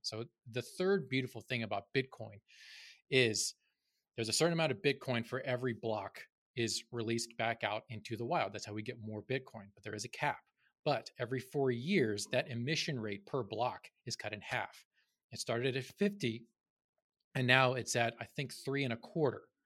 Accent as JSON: {"language": "English", "region": "North Carolina", "country": "United States", "tie": "born or raised there", "said": "I grew up in North Carolina"}